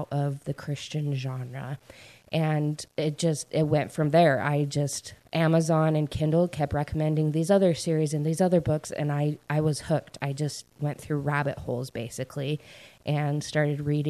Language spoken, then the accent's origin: English; Idaho, United States; moved away as an adult; also born or lived in Utah; now in East Coast, United States; I grew up in Idaho, and I lived there in my hometown until I graduated from high school.